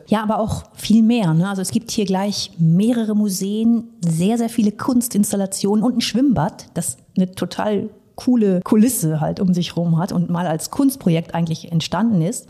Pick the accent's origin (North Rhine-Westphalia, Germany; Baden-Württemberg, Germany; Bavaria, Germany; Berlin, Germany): North Rhine-Westphalia, Germany; Ich bin auch in NRW geboren und aufgewachsen, allerdings am ganz anderen Ende in Ostwestfalen.